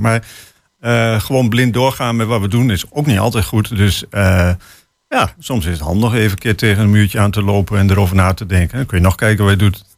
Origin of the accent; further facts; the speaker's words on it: Hengelo, Overijssel, Netherlands; ik kom uit Hengelo.